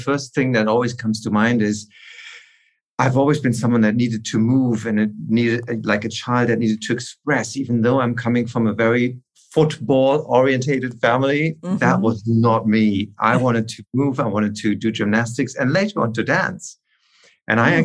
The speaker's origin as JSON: {"language": "English", "town": "Aachen", "region": "North Rhine-Westphalia", "country": "Germany", "tie": "born or raised there", "said": "I'm from a town called Aachen, which is wedged in between Holland and Belgium."}